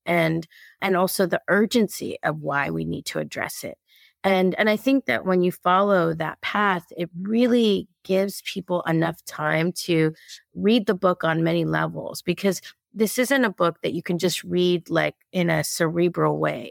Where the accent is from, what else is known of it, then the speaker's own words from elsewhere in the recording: Los Angeles, California, United States; I was born in East L